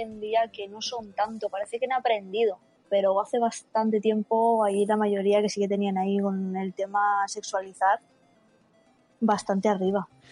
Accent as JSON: {"language": "Spanish", "town": "Alicante", "region": "Valencian Community", "country": "Spain", "said": "yo soy de, de, Alicante"}